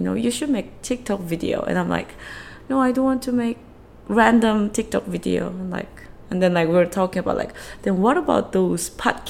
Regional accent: Seoul, South Korea; English is a second language; I was born and raised here in Seoul.

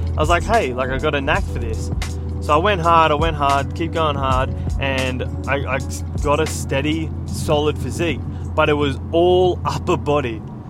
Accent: California, United States; Myself, I grew up on the Central Coast, and not many people get real famous out of the Central Coast.

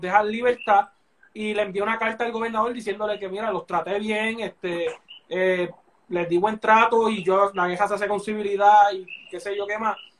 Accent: Puerto Rico; que nos, hicieron como, como, puertorriqueños

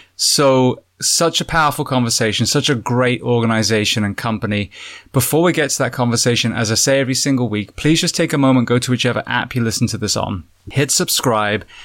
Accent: England, United Kingdom; now in United States; an Englishman in the U S

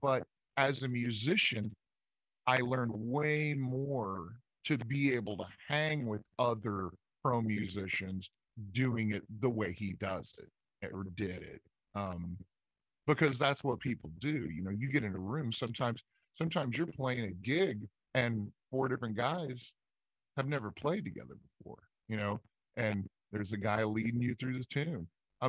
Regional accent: Midwest, United States; I just never came up that way. I'm from the Midwest.

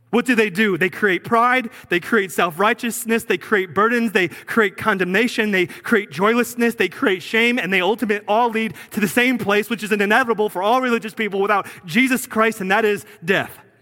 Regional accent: New Jersey, United States; moved away as an adult; I'm from Jersey

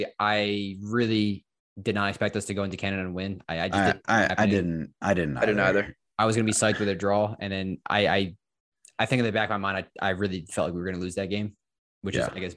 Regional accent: Ireland; I'm Irish.

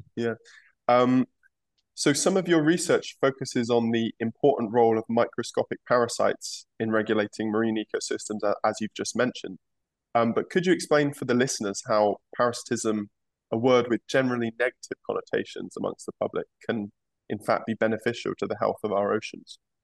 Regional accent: England, United Kingdom; moved away; my home country of England.

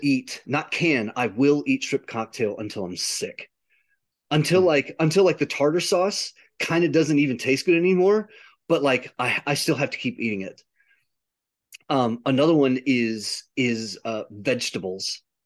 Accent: United States; I'm an I'm an American

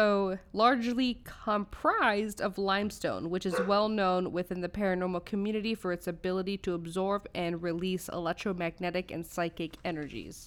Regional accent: Orange County, California, United States; So it's in Orange County, California, where I grew up

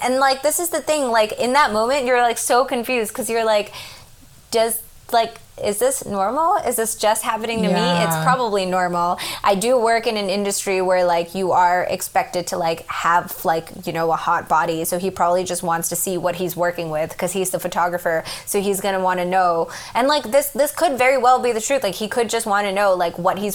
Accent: United States; as an American

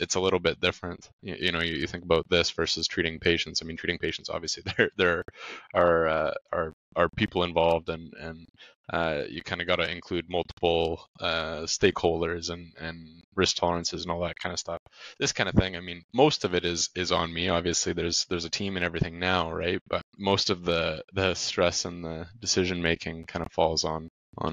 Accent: Grande Prairie, Alberta, Canada; I'm from Grand Prairie originally. I was born and raised here. It's like a city of 70,000 people, big oil and gas city in Alberta, Canada.

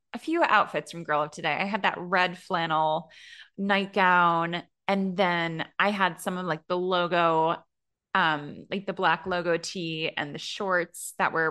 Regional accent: Connecticut, United States; near where I grew up in Connecticut

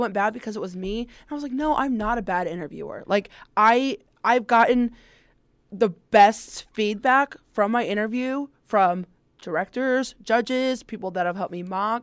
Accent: Fort Wayne, Indiana, United States; I am from the Fort Wayne area

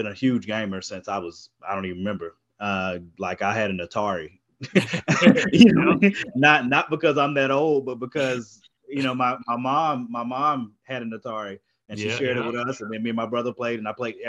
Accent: Durham, North Carolina, United States; I'm from Durham, North Carolina

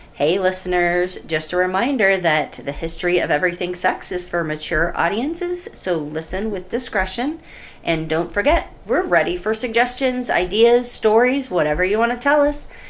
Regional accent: Northern Indiana, United States; Northern Indiana

